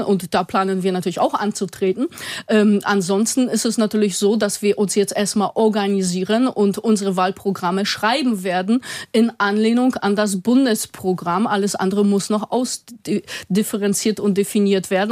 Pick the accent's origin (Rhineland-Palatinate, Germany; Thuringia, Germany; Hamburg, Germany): Hamburg, Germany; Osdorfer Born; ich komme zum Beispiel selber aus dem Ostdorfer Born, also keinem reichen Stadtteil